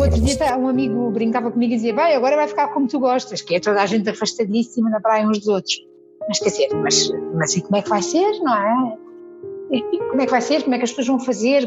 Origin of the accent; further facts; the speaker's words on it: Azores, Portugal; now in Lisbon, Portugal; eu sou dos Açores, eu venho de uma ilha no meio do mar